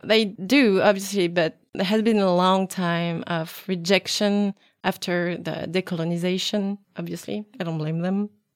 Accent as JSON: {"language": "English", "region": "Brittany", "country": "France", "tie": "born or raised there", "said": "I was born in Brittany, um, but I never learned the language"}